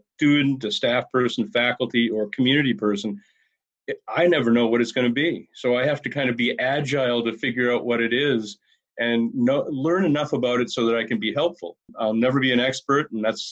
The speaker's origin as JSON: {"language": "English", "region": "Maine", "country": "United States", "tie": "born or raised there", "also_born_or_lived": "Southeast Minnesota / Washington, D.C.", "moved": "as an adult", "lives_now": "Winona, United States", "said": "I grew up in Maine and eventually came out to the Midwest to go to school."}